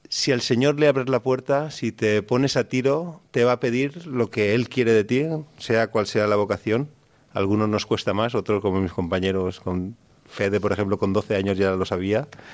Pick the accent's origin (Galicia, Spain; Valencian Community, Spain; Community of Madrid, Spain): Valencian Community, Spain; Canals; Yo soy de Canals, de un pueblo de 15.000 habitantes. Y nada, toda mi vida me enseñaron la fe